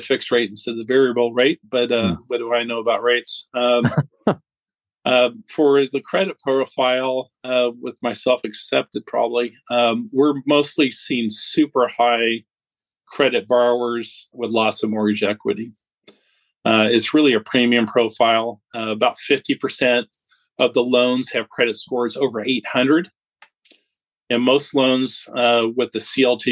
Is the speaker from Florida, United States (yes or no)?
no; California, United States; moved away as an adult; now in Dallas, United States; originally I'm from California, but have been in Dallas, Texas here for the last 12 years